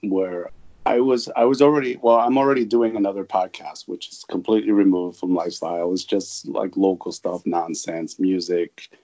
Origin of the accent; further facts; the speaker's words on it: New York, United States; moved away; I'm an East Coast. I'm from New York.